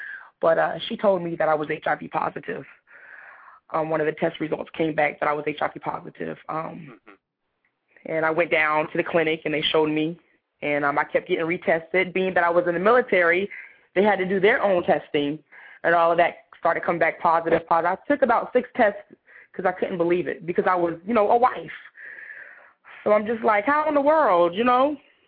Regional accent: Somerville, South Carolina, United States; I'm from Somerville, South Carolina. I traveled all over the world. My dad was in the military, so I've never been to, like, one place for very long.

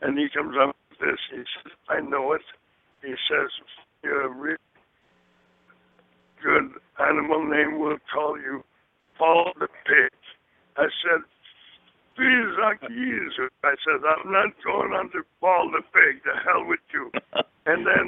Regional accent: about 30 miles from central Vermont, United States; also born or lived in Canada; I'm in central Vermont, about maybe 30 miles from where I was raised on a farm.

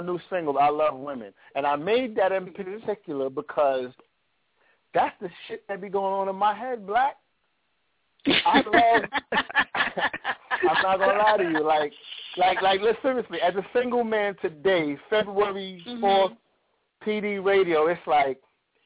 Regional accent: New York City, New York, United States; I'm actually back at my home where I was born and raised in Brooklyn

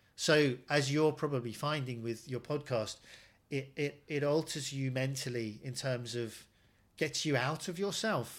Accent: United Kingdom; as a British Asian

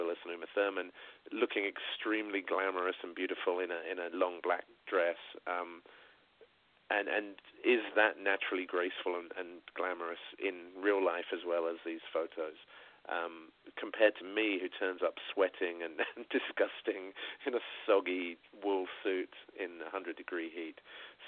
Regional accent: Sussex, South East England, United Kingdom; I'm a kid from Sussex in England, right? I'm not even from a city

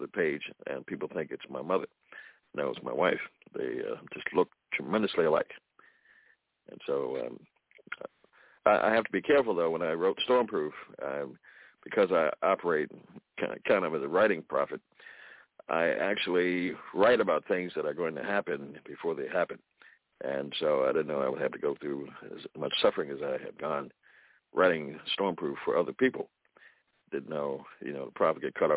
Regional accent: Baltimore, Maryland, United States; also born or lived in New Jersey; I lived here in Baltimore, and my mother started me on the music journey at age 4

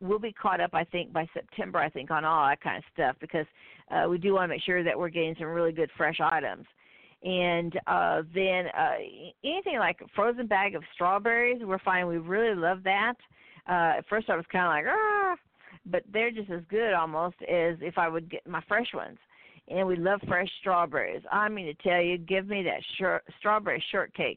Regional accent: Midwest, United States; I'm from the Midwest

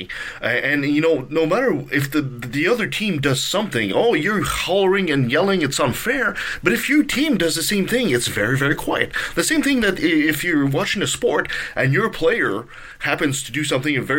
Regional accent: Canada; I'm a Canadian

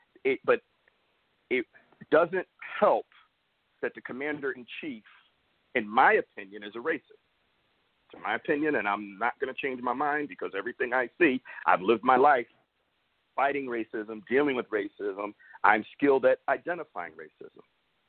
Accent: Bristol, Connecticut, United States; also born or lived in Hartford; I moved from Hartford, Connecticut to Bristol, Connecticut. I was in Bristol for a week and I had classmates calling me the N-word at just about to turn 10 years old.

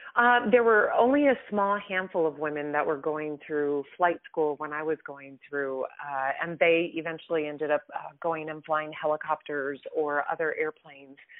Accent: Midwest, United States; I grew up in the Midwest. I'm a Midwestern girl

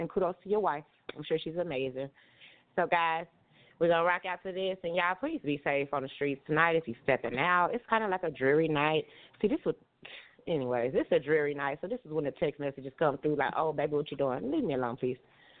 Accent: Tulsa, Oklahoma, United States; I'm from Tulsa. These guys are so different.

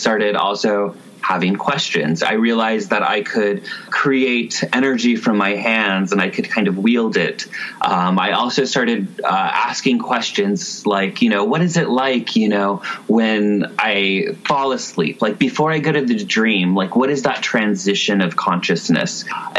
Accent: California, United States; Kind of all over California. I was originally a foster care kid around the age of like 4 or 5.

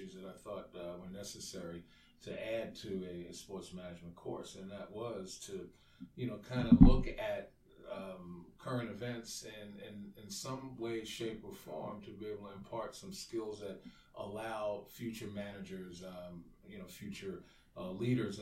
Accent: New York City, New York, United States; moved away as an adult; also born or lived in Maryland; born and raised in New York City

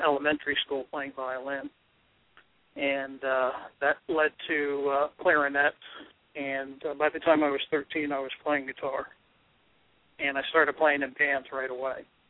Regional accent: Washington, District of Columbia, United States; I grew up around Washington D.C.

